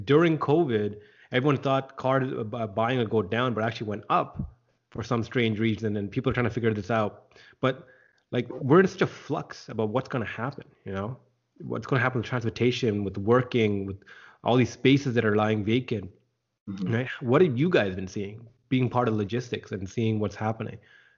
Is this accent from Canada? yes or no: yes; Scarborough, Ontario, Canada; I grew up in Scarborough, and I can definitely see that problem.